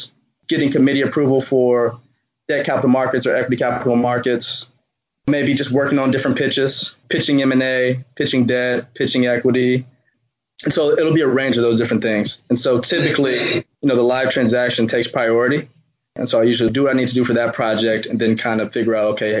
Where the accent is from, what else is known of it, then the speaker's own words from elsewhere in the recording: Houston, Texas, United States; moved away as an adult; now in New York, United States; I'm from Houston, so I never thought I'd be going to New York